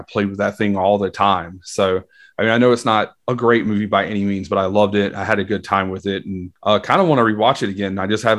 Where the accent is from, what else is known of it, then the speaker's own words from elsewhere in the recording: the South, United States; I grew up in the South. My family was really big into NASCAR.